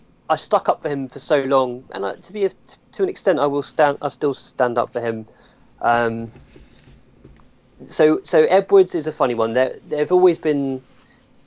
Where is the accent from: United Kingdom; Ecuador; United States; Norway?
United Kingdom; Hemel Hempstead, East of England; I was brought up in Hemel Hempstead, which is quite near St Albans